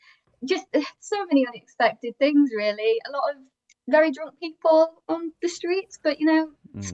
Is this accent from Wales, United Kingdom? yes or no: no; Northwich, North West England, United Kingdom; I'm from Northwich, so Chester area.